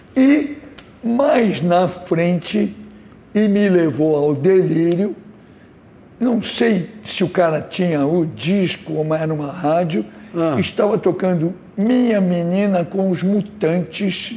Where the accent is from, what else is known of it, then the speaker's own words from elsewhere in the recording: São Paulo, Brazil; Eu não nasci no Rio, nasci em São Paulo